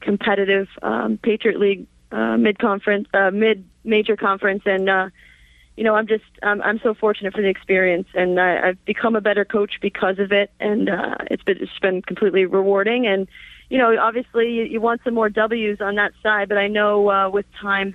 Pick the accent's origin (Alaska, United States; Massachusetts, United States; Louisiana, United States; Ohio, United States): Massachusetts, United States; Natick; I'm a Massachusetts girl. I'm from Natick, Mass, just outside of Boston